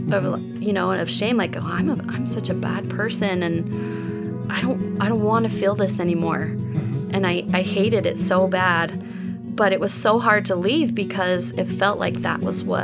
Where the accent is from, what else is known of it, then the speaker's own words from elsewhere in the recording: Las Cruces, New Mexico, United States; also born or lived in Texas; So um, I was born in Texas uh, and then I moved to New Mexico. And um, my parents were divorced. My mom uh, didn't want to keep living, and it was Las Cruces, New Mexico.